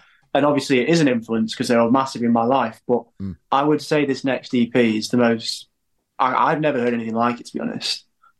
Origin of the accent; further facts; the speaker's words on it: Derby, East Midlands, United Kingdom; Yeah, we're from Derby.